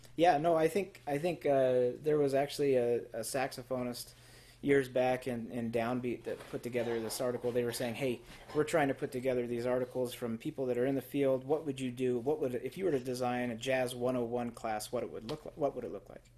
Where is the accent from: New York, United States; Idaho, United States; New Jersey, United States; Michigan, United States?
Idaho, United States; Twin Falls; I grew up in Twin Falls, um, Idaho